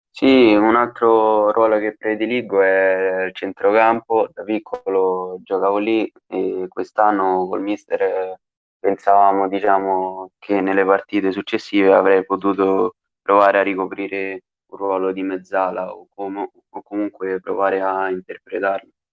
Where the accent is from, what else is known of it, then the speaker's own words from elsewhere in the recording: Bassano Romano, Lazio, Italy; Io ho iniziato a giocare nel mio paese quando avevo sei anni, ci ho giocato per tre anni qui a, nella società di Bassano Romano